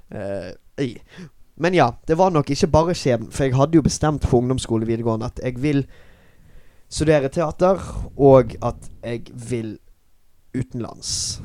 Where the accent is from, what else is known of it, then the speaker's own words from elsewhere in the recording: Bergen, Vestland, Norway; moved away as an adult; also born or lived in Singapore; jeg er den eneste norske, jeg er eneste fra Bergen